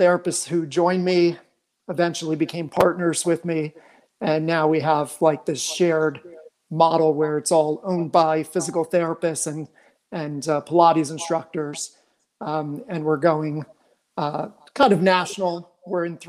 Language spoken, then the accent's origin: English; Phoenix, Scottsdale area, Arizona, United States; also born or lived in New York; I was born in New York, but raised in Arizona, and grew up out here in the Valley, Phoenix, Scottsdale area